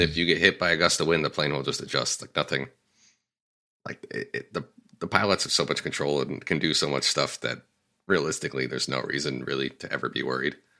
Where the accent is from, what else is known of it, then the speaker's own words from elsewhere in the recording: Connecticut, United States; moved away as an adult; now in Los Angeles, United States; I moved away from Connecticut after college